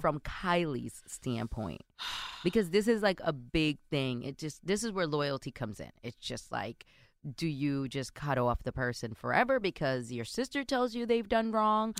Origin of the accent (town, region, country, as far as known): New York City, New York, United States; born or raised there